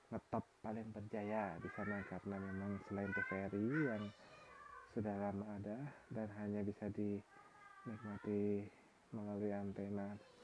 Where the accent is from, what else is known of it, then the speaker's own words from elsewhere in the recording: Jayapura, Papua, Indonesia; now in Yogyakarta, Indonesia; Gua lahir dan besar di Kota Jayapura